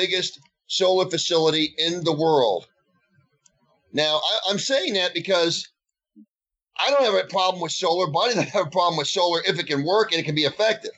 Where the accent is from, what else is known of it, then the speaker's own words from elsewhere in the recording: United States; I'm an American